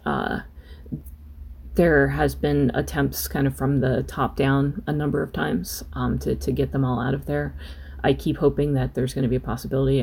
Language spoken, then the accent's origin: English; United States; as an American